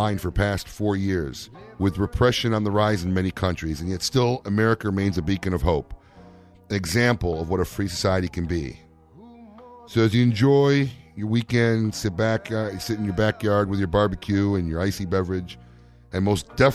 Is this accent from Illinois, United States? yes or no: yes; Chicago, Illinois, United States; born or raised there; moved away